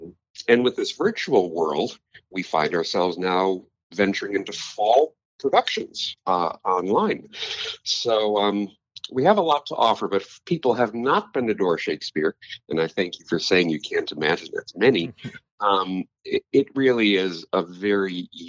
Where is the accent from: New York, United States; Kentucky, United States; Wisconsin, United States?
Wisconsin, United States; Kenosha; moved away as an adult; also born or lived in East Coast, United States / Milwaukee, Wisconsin; I was raised in Wisconsin, down in Kenosha, and I went out east for schooling.